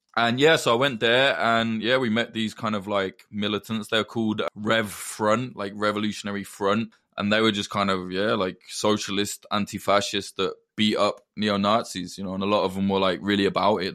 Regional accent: Northamptonshire, East Midlands, United Kingdom; accent: Midlands; I'm from the North Ants.

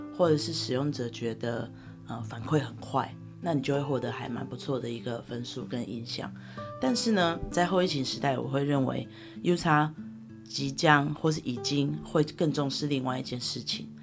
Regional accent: Taiwan; moved away as an adult; 我能够回到我的家乡，也就是台湾

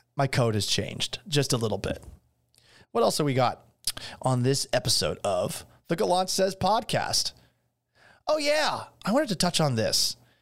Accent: Boston, Massachusetts, United States; moved away as an adult; also born or lived in Seattle / Syracuse; now in Houston, United States; I grew up in Boston

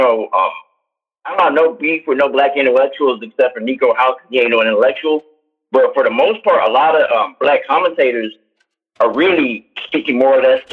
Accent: Oakland, California, United States; moved away as an adult; now in Canada; I'm from East Oakland, man. I grew up in the hood

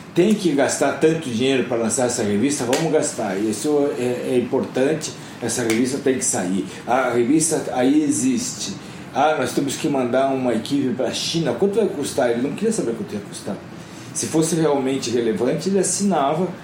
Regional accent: Curitiba, Paraná, Brazil; moved away; also born or lived in São Paulo; Eu sou de Curitiba

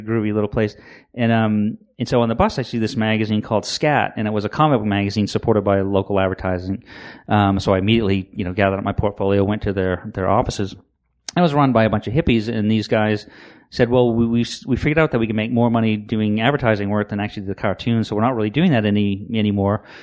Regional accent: Maine, United States; born and raised in Maine

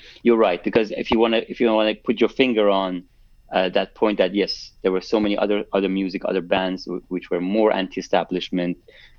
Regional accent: Tehran, Tehran Province, Iran; moved away as an adult; now in London, United Kingdom; So I moved to London from Tehran in 2004 to do my master's in engineering.

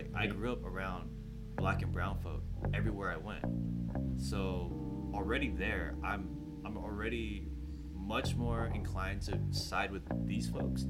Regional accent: San Jose, California, United States; I'm from the Bay, first and foremost, where it's, like, insanely diverse.

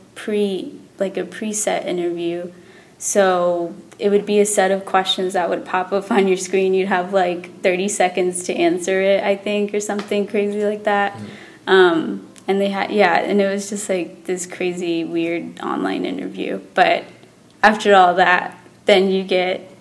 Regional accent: Texas, United States; moved away as an adult; also born or lived in New York City, United States; now in California, United States; I am from Texas, so I'd been there all my life. I've never moved out of Texas.

